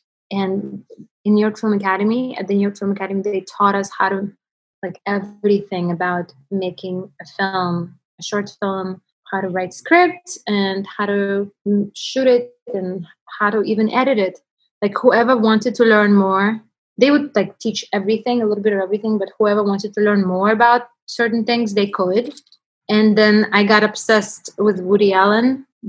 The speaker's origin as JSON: {"language": "English", "country": "Russia", "tie": "born or raised there", "second_language": "English", "said": "It went crazy, even like in Russian newspaper in my hometown, wrote about it."}